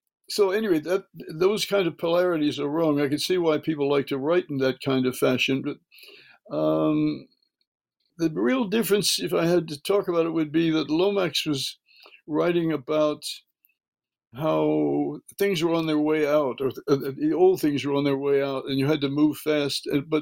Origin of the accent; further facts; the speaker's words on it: Birmingham, Alabama, United States; Yeah, and I was, you know, from early childhood, I was raised in Birmingham, Alabama.